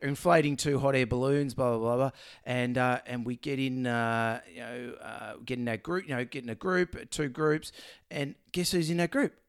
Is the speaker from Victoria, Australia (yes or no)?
yes; Melbourne, Victoria, Australia; I'm from Melbourne.